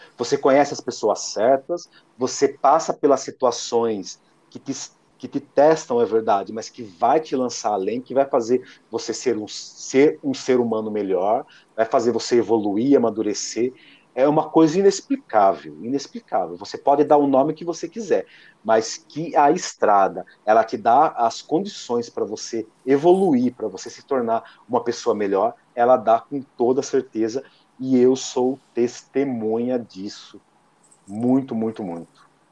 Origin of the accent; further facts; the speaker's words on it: Lençóis Paulista, São Paulo, Brazil; moved away as an adult; now in Araçatuba, Brazil; a minha cidade natal, que é Lençóis Paulistas, estou apenas a duzentos e cinquenta quilômetros